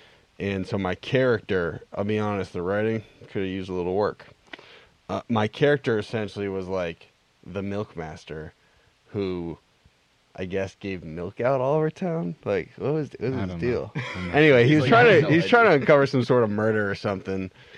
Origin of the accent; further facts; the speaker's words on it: South Shore, Massachusetts, United States; also born or lived in Cambridge; we're not actually from Boston, man.